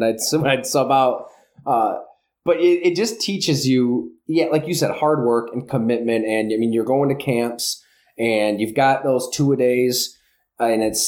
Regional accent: Salamanca, New York, United States; moved away as an adult; also born or lived in Green Bay, Wisconsin / Buffalo; I grew up in the Southern Tier, Salamaca, went to school at Ellicottville

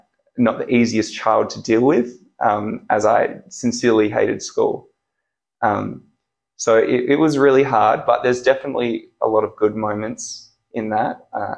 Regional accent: Wanneroo, Western Australia, Australia; also born or lived in Subiaco, Western Australia; So I was born in Subiaco and raised in Wanneroo.

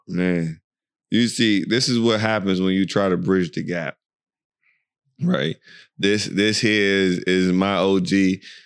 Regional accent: United States; moved away as an adult; also born or lived in Virginia / Maryland; now in Dubai, United Arab Emirates; we're from America, you know, we're from the U S, well, Virginia is where we reside, Virginia, Maryland

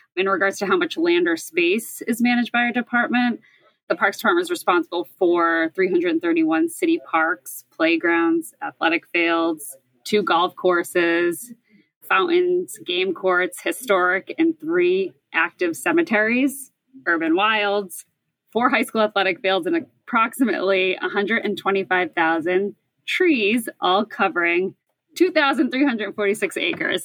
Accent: Boston, Massachusetts, United States; I grew up in Boston, born and raised. I've never left.

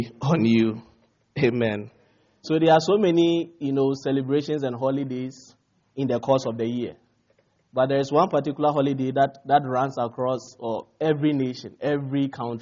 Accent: Ghana; now in United States; I come from Ghana, West Africa, and we are like 66 years old

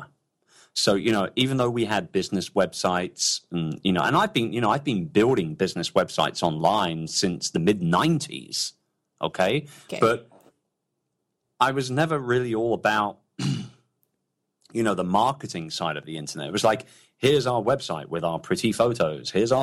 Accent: London, United Kingdom; moved away; I'm a very, very proud Brit, and I miss my hometown. I miss London very, very much

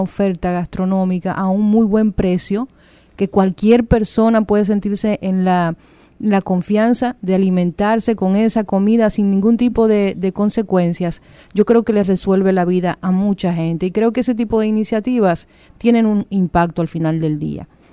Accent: Dominican Republic; nosotros convivimos en un país con cosas muy particulares

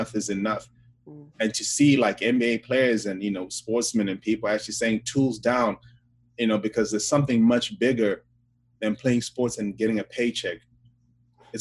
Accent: Zimbabwe; now in United States; my country in Zimbabwe

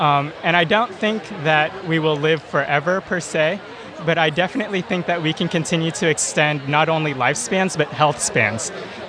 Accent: Houston, Texas, United States; moved away; also born or lived in Austin, Texas / Berkeley, California; I'm from Texas. Houston in particular.

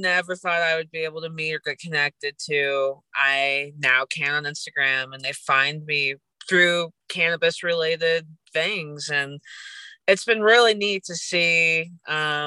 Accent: St. Louis, Missouri, United States; now in Colorado, United States; I am originally from St. Louis, Missouri.

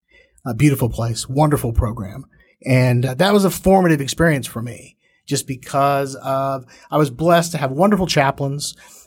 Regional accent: Fort Worth, Texas, United States; also born or lived in Baton Rouge, Louisiana / Longmeadow, Massachusetts / Austin, Texas; Then from there to Austin. And then from there to Fort Worth. And so Fort Worth, I made it here about fourth grade and then have been here ever since.

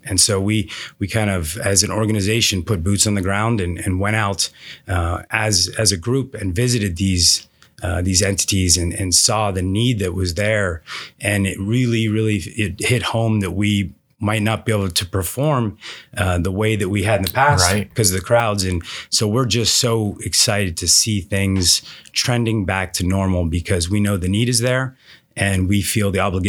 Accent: East Coast, United States; now in Phoenix, United States; So, but yeah, I moved to the Valley about 10 years ago. I'm from the East Coast.

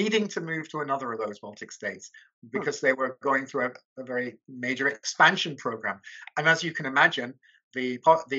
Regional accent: United Kingdom; moved away as an adult; now in Budapest, Hungary; that I'm an expat, that I'm a Brit

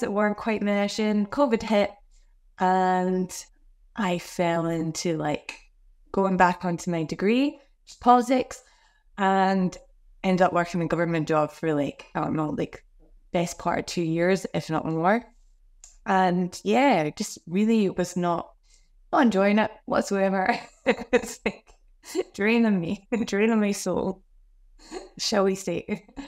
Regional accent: Glasgow, Scotland, United Kingdom; now in Australia; I grew up, um, I grew up in Scotland, Glasgow

